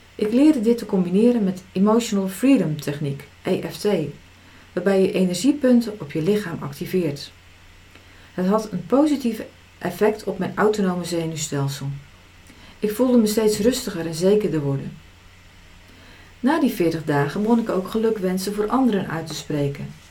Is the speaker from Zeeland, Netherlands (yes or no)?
yes; Zeeland, Netherlands; Als nuchtere Zeeuwse